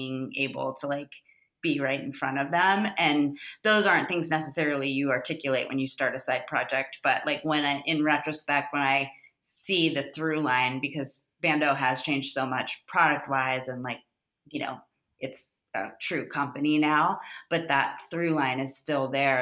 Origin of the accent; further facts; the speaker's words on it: Florida, United States; moved away as an adult; also born or lived in San Diego; now in Los Angeles, United States; I'm from Florida